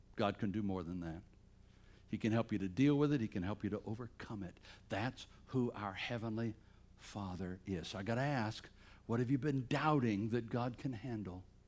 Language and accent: English; Bladensboro, North Carolina, United States; moved away; I'm from Bladensboro, North Carolina